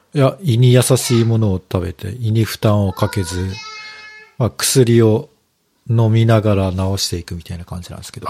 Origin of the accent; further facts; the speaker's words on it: Kyushu, Japan; moved away; 僕は九州出身なんで